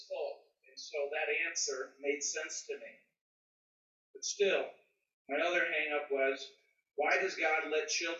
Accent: Midwest, United States; I am from the Midwest

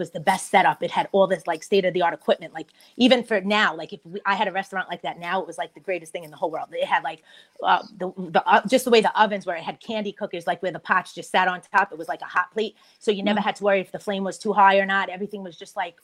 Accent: New York City, New York, United States; I grew up in Bay Terrace

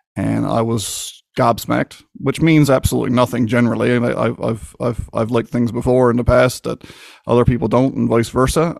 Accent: Newfoundland and Labrador, Canada; I grew up just like any other kid in Newport, Newfoundland

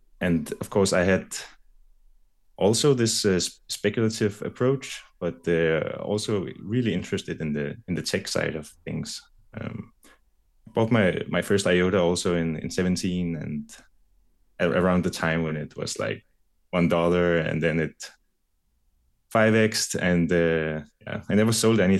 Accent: Denmark; I'm from Denmark.

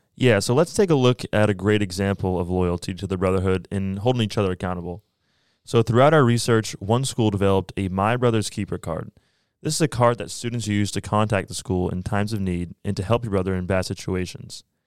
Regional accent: Bedford, New Hampshire, United States; I am from Bedford, New Hampshire, and I'm a junior at Colby

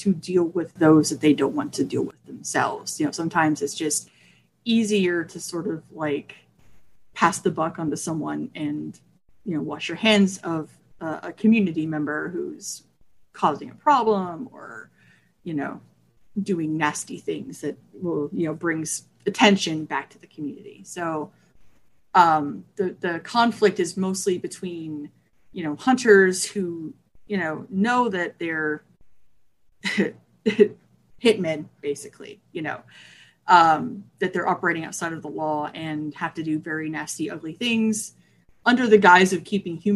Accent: Texas, United States; moved away; I'm from Texas originally, which is more like Southwest

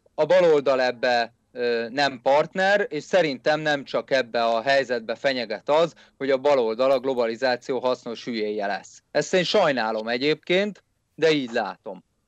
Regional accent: Hungary; én egy magyar nacionalista vagyok

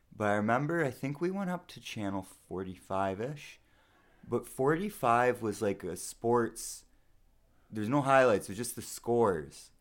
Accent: Sault Ste. Marie, Ontario, Canada; moved away; We're both from Sault Ste. Marie. Uh, I haven't lived there in quite a while

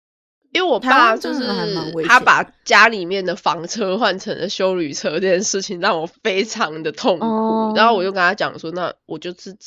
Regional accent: Taiwan; now in Australia; 身为一个台湾人

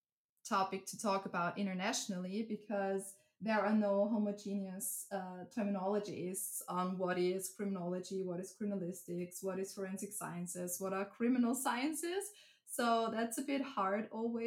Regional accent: Upper Styria, Austria; also born or lived in Graz, Austria; So I'm originally from a very small town in Upper Styria. So I'm from Austria

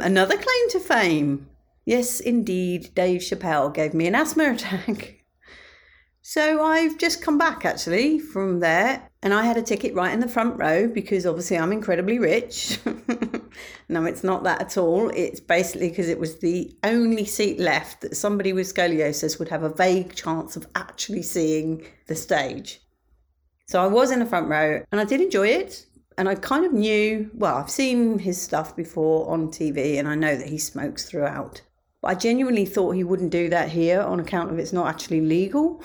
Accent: United Kingdom; me being British

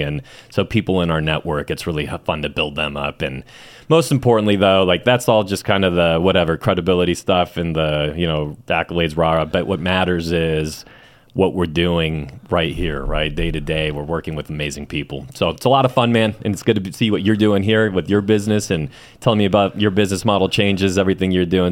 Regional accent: Chula Vista, California, United States; also born or lived in Mexico City, Mexico; I was only there for, um, three years, and then I was raised in Chula Vista

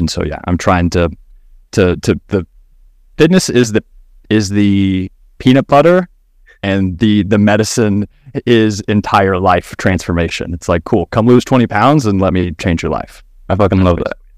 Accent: Kentucky, United States; now in Austin, United States; I am based out of Austin, Texas right now, born and raised in Kentucky

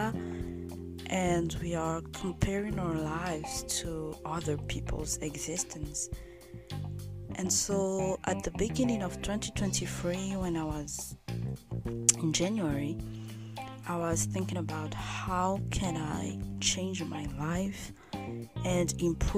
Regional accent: Madagascar; I was born and raised in Madagascar

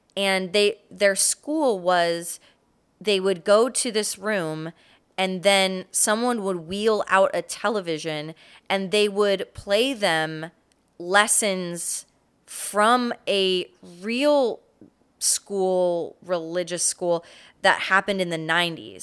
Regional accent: Florida, United States; growing up in Florida

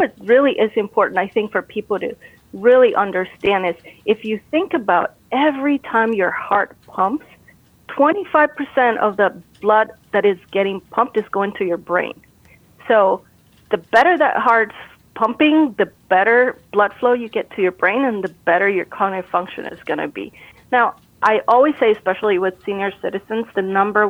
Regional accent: Costa Rica; moved away; I'm originally from Costa Rica

